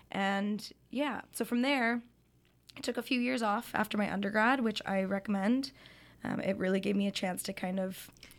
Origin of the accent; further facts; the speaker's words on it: Calgary, Alberta, Canada; moved away; Yeah, so I'm from Calgary, Alberta, and I was born and raised there. I did my undergrad at the University of Calgary